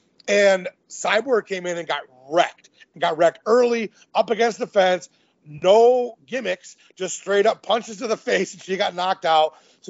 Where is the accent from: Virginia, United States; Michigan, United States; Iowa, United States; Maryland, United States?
Michigan, United States; I'm from Michigan as well.